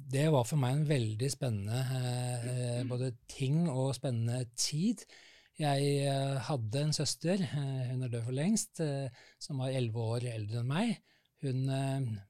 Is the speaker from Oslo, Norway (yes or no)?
yes; Oslo, Norway; moved away as an adult; now in Lørenskog, Norway; Jeg er født og oppvokst i Oslo ja. på Bekkelaget